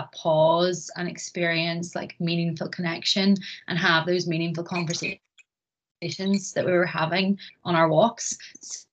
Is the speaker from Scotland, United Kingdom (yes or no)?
no; Bangor, Northern Ireland, United Kingdom; also born or lived in Belfast; I have lived in Bangor pretty much my whole life